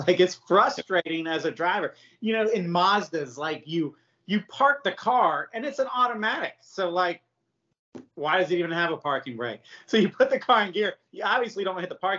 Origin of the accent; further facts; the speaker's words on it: United States; I'm American.